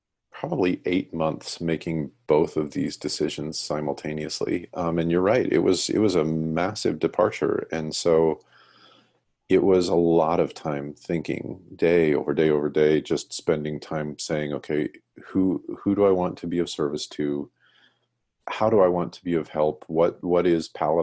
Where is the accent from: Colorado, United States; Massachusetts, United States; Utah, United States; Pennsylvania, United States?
Colorado, United States; I grew up in Colorado